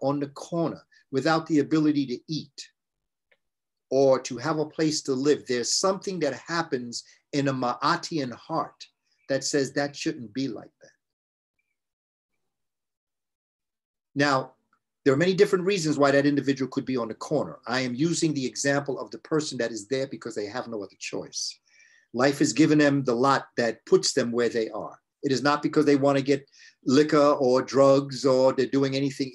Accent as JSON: {"language": "English", "town": "New York City", "region": "New York", "country": "United States", "tie": "born or raised there", "said": "I grew up in New York when every 12 noon, they would ring a siren for fear of Russian attacks"}